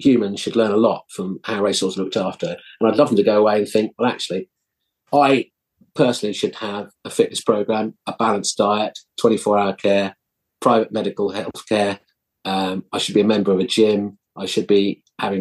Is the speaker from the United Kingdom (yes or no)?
yes; Epsom, South East England, United Kingdom; I was brought up in Surrey near Epsom Racecourse.